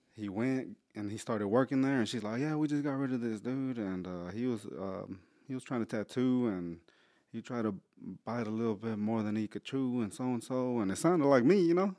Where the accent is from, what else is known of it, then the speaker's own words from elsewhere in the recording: Houston, Texas, United States; I was raised in Spring Branch